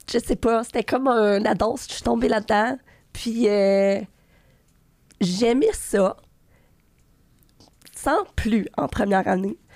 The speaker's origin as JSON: {"language": "French", "town": "Gatineau", "region": "Quebec", "country": "Canada", "said": "ça, je viens de Gatineau."}